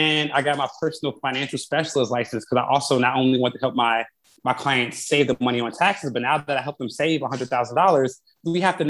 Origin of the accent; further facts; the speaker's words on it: Chicago, Illinois, United States; I am from the South Side of Chicago